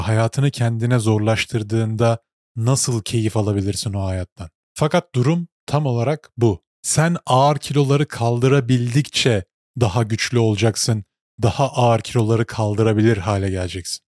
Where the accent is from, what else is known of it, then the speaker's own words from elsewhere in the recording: Turkey; moved away as an adult; now in Canada; Ben doğduğum kültürde işte Türk kültüründe doğdum, muhafazakar bir ailede büyüdüm.